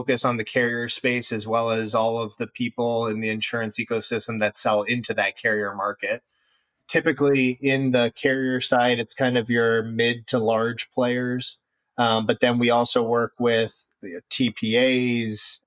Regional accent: Cincinnati, Ohio, United States; moved away as an adult; also born or lived in Indiana / Chicago, Illinois; now in Deerfield, United States; Originally raised in the Midwest and Cincinnati area, and then have been in Chicago for quite some time now

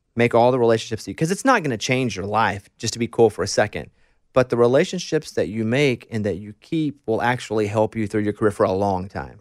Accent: Arkansas, United States; I grew up in Arkansas

